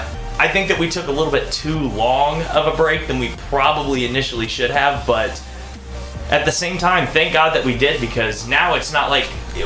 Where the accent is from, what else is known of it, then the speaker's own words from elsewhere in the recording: United States; We are still American